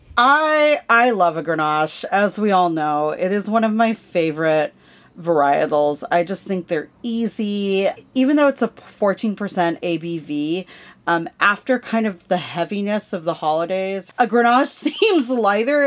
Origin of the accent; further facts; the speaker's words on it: California, United States; also born or lived in San Diego; growing up in California, living in San Diego